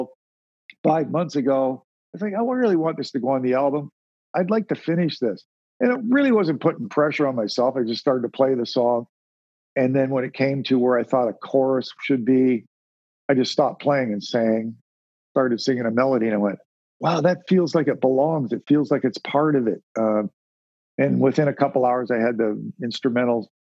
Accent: Sarnia, Ontario, Canada; I was born and raised in Sarnia, Ontario, which was a border town.

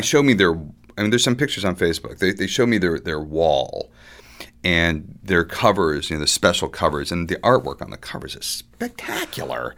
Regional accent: Woodcliff Lake, New Jersey, United States; also born or lived in Ramsey, New Jersey; I grew up in Woodcliff Lake.

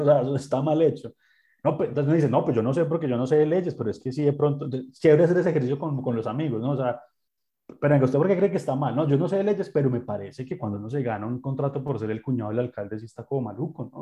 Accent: Colombia; como colombiano

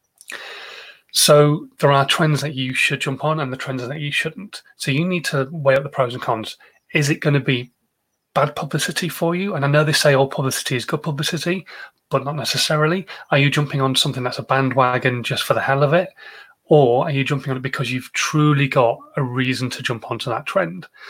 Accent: Yorkshire and the Humber, United Kingdom; now in Andover, United Kingdom; I am a Yorkshireman

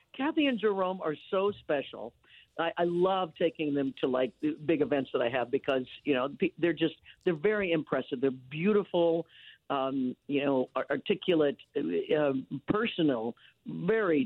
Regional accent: Leavenworth, Kansas, United States; now in Los Angeles, United States; I was born and raised in Leavenworth, Kansas

